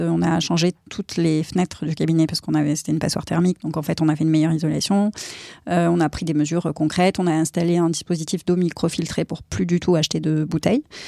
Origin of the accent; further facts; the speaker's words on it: Aix-en-Provence, Provence-Alpes-Côte d'Azur, France; je suis originaire d'Aix-en-Provence